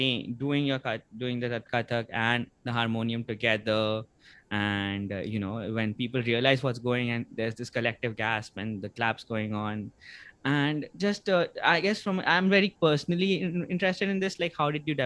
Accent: India; now in United States; I grew up in India

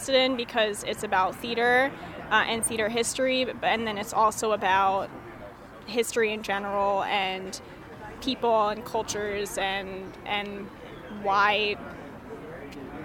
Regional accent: Wilmington, Delaware, United States; moved away; I'm from Wilmington, Delaware

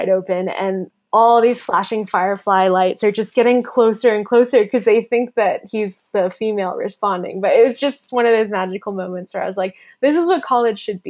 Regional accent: Florida, United States; moved away as an adult; also born or lived in London, United Kingdom / Taiwan; growing up in Florida

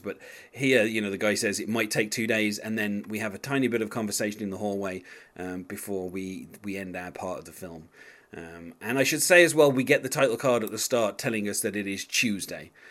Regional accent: England, United Kingdom; as an Englishman

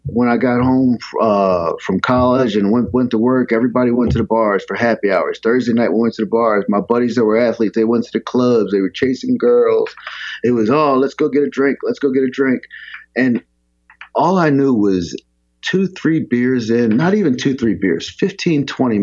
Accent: Philadelphia, Pennsylvania, United States; I grew up, I was born in Southwest Philadelphia, and my family moved to the suburbs when I was like 11

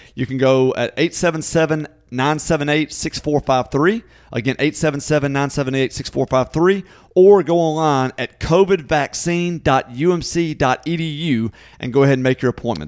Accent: Natchez, Mississippi, United States; born or raised there

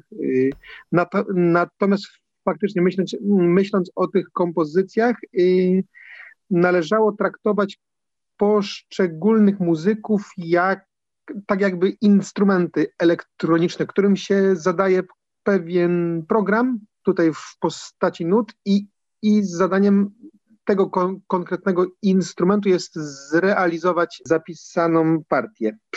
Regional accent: Mysłowice, Silesian Voivodeship, Poland; pochodzę z Górnego Śląska, z miasta Mysłowice, czyli swoją, swoją drogą gdzieś tam nacechowanego pewną mikrotradycją muzyczną. Natomiast już, już w wieku 14 lat grałem, grałem w orkiestrze dętej kopalni węgla kamiennego w Mysłowicach

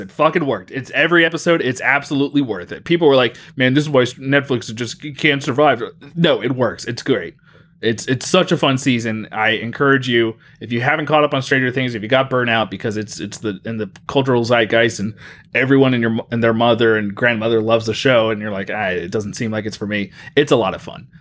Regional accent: Mobile, Alabama, United States; moved away; growing up in Mobile, Alabama, we had the Mobile Bay Bears

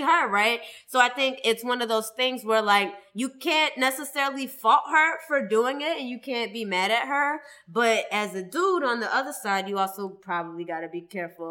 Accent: Boston, Massachusetts, United States; I'm from Boston

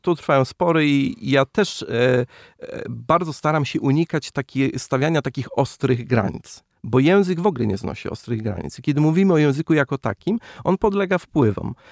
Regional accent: Masovian Voivodeship, Poland; ja jestem z Mazowsza

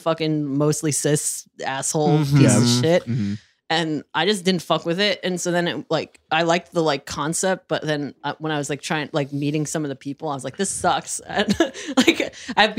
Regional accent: New York, United States; I grew up in New York

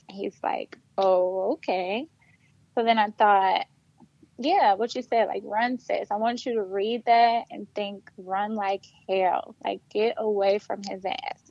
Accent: Flint, Michigan, United States; moved away as an adult; also born or lived in Detroit, Michigan; I am from Flint, Michigan. I also went to Flint Central

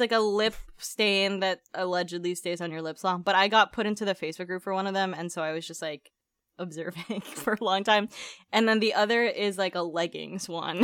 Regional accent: Philippines; moved away; growing up in the Philippines

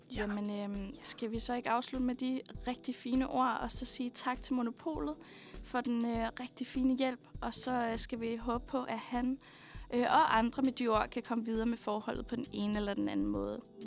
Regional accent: Skælskør, Zealand, Denmark; jeg er fra Skelskør.

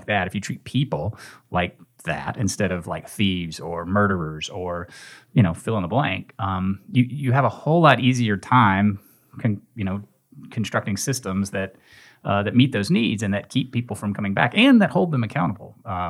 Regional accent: Nashville, Tennessee, United States; now in Memphis, United States; I came here from Nashville, from Middle Tennessee, to go to Rhodes College and went to law school here.

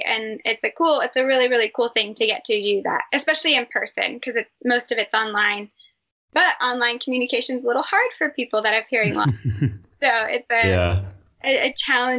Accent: Texas, United States; moved away; I'm from Texas

